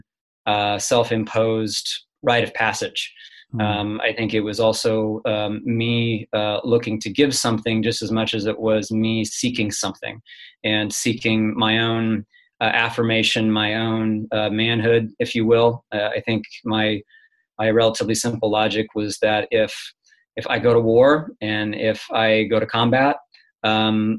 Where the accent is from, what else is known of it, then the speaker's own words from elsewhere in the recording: Hays, Kansas, United States; I'm originally from central Kansas, a little town called Hayes, Kansas